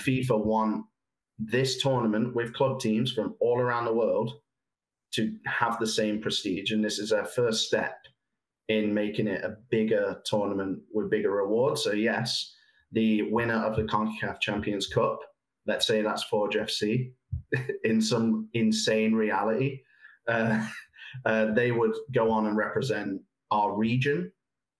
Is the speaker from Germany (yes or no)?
no; England, United Kingdom; now in Canada; I'm from England